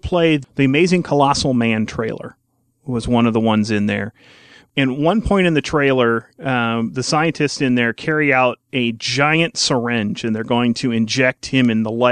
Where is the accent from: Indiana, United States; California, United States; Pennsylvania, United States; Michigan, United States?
Indiana, United States; growing up in Indiana, watching WTTV Channel 4